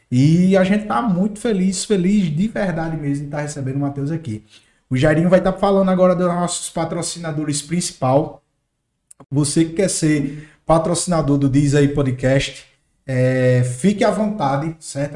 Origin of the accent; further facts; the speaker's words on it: Northeast Region, Brazil; accent: nordestino; Eu sou nordestino, sabe, raiz, daquele que puxa o R